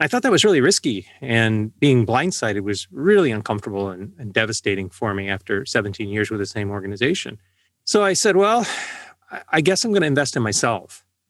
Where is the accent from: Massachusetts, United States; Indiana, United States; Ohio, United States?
Indiana, United States; Valparaiso; And I grew up on the South Shore of Lake Michigan in Valparaiso, Indiana, listening to the enormous AM 89 WLS